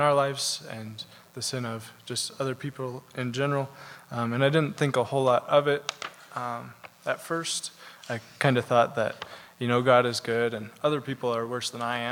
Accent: Belgrade, Montana, United States; I grew up in Belgrade with my parents and my two brothers

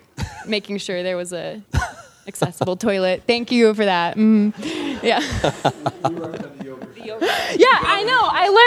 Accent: Austin, Texas, United States; moved away as an adult; now in Bozeman, United States; I'm Joe's wife. I'm from Austin, Texas, and so I'm only a Bozemanite as of 6.5 months ago also. So I'm new here.

